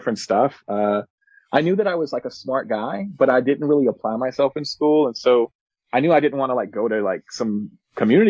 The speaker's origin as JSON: {"language": "English", "town": "Spanaway", "region": "Washington", "country": "United States", "tie": "born or raised there", "also_born_or_lived": "North Carolina", "said": "I'm from Spanaway. As I said before, and Spanaway has its own personality, especially at that time. I graduated in 2009"}